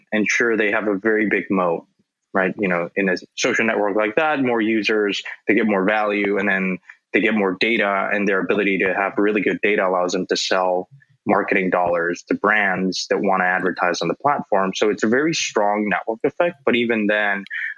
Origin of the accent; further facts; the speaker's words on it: Mexico; I grew up in Mexico